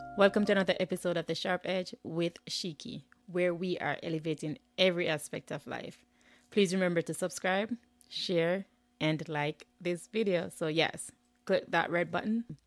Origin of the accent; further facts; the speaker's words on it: Jamaica; now in United States; I'm living in the U S. I'm originally from Jamaica.